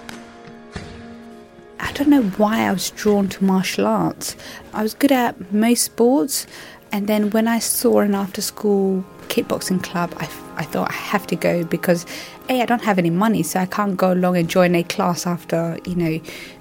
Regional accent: London, United Kingdom; I grew up in East London

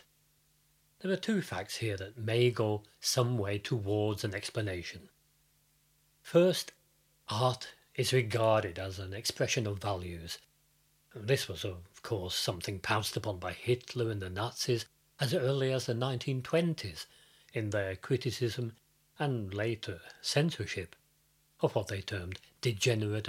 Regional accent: United Kingdom; also born or lived in Fredrikstad, Norway; now in Norway; Growing up in Britain

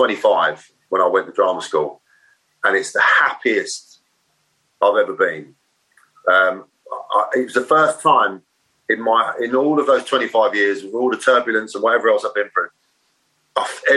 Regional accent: Maidstone, South East England, United Kingdom; also born or lived in Ashford / New Cross, London / Manchester; In Kent. Right. I was down in Kent. I was born in Ashford. Lived just outside Maidstone

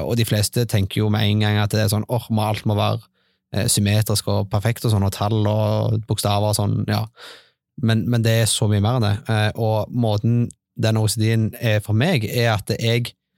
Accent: Stavanger, Rogaland, Norway; moved away as an adult; now in Bryne, Norway; Jeg er fra Stavanger. Eh, jeg flytta til Bryne for ca. to år siden.

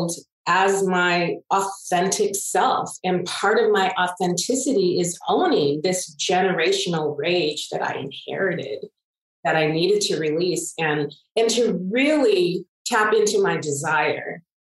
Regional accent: Pittsburg, California, United States; I was born and raised in Pittsburgh, California.

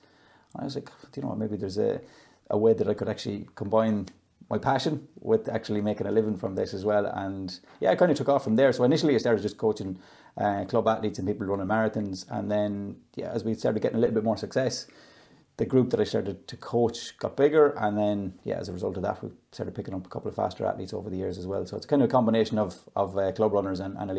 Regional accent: Dromore West, Connacht, Ireland; moved away; I'm from Dromore West, small village in West Sligo

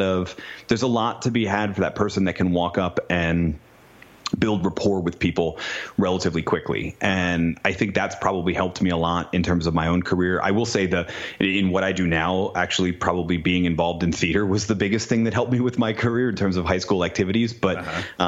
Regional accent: New England, United States; moved away as an adult; I grew up in New England

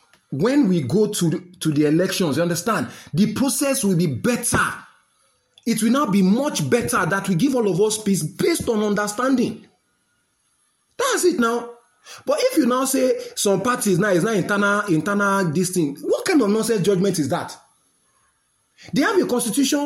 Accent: Nigeria; Nigerian people, at least me, being a Nigerian

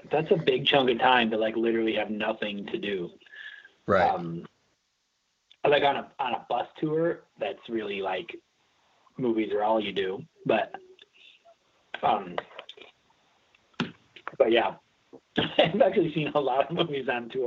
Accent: Milwaukee, Wisconsin, United States; I grew up like in the suburbs outside, but yeah, I've been here.

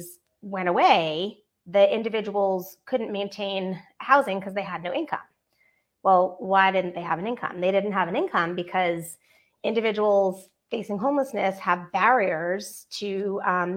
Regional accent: Northeast, United States; now in Atlanta, United States; I'm from the Northeast, and Dunkin' is our best friend. Dunkin' Donuts. There, where I grew up, there was 5 within 1 mile of my house.

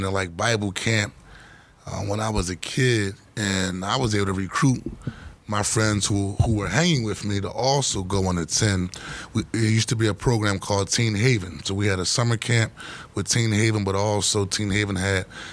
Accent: Philadelphia, Pennsylvania, United States; growing up in Point Breeze, South Philadelphia, I was primarily raised by mother, stepfather, and my grandmother

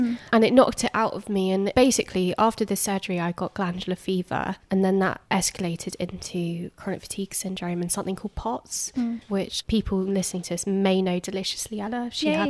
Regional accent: Hertfordshire, East of England, United Kingdom; I'm from Hertfordshire.

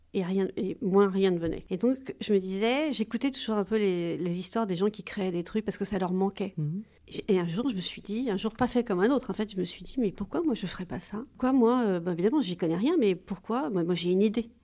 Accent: Corsica, France; also born or lived in Paris; je suis corse, donc j'ai toujours baigné dans les eaux limpides

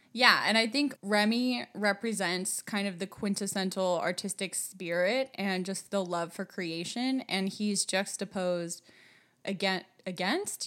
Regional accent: United States; moved away as an adult; also born or lived in France; as an American

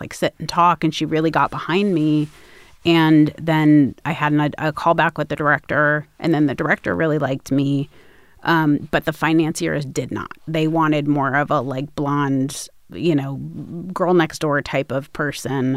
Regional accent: Los Angeles, California, United States; I grew up in Los Angeles

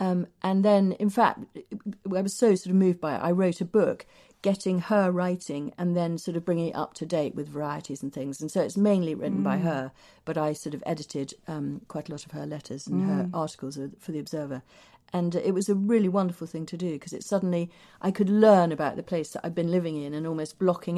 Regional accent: Shepreth, East of England, United Kingdom; my mother, who still lives just outside Cambridge in the garden that I was brought up in Shepreth

